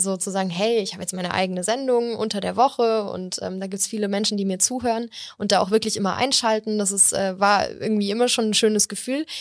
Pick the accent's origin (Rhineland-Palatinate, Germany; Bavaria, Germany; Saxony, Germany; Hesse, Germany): Bavaria, Germany; Munich; ich bin hier geboren und aufgewachsen